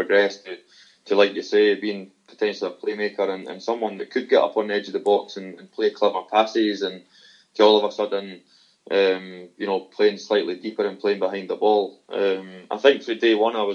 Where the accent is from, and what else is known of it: Scotland, United Kingdom